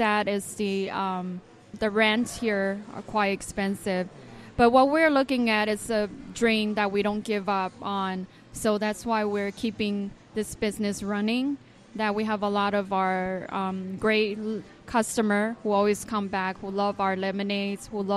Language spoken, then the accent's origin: English; Hawaii, United States; moved away as an adult; also born or lived in Boston / Japan / Taiwan / Los Angeles; back to my hometown, which is Hawaii.